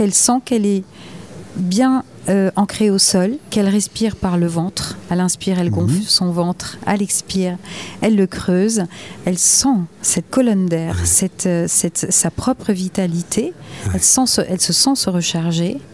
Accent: Gers, Occitania, France; also born or lived in Paris / Bordeaux; now in Cap Ferret, France; j'étais très parisienne jusqu'aux oreilles. Mhm. J'ai quitté le Gers

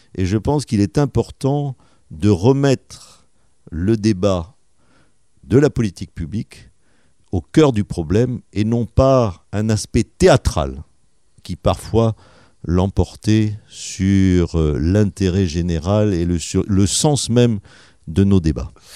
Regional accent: Médoc, Nouvelle-Aquitaine, France; also born or lived in Toulon / Bordeaux / Lège-Cap-Ferret; je suis né à Toulon, figurez-vous, parce ah que mon père était en poste à Toulon hein, à l'époque de ma naissance. Et puis, eh ben, j'ai habité le Médoc pendant euh, mes premières années de vie

